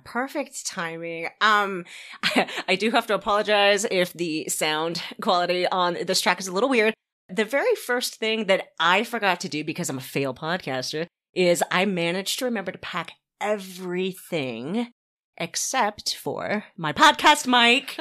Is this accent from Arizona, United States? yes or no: yes; Arizona, United States; I'm from the American Southwest out in Arizona